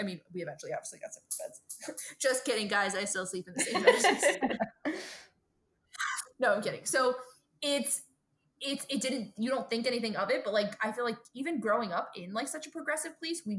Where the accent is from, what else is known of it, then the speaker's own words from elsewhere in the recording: Brooklyn, New York, United States; because I also think growing up in Brooklyn, we really didn't like know that many lesbians